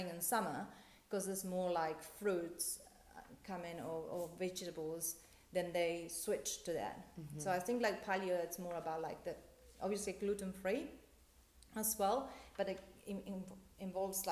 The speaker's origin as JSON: {"language": "English", "country": "Argentina", "said": "I'm from Argentina"}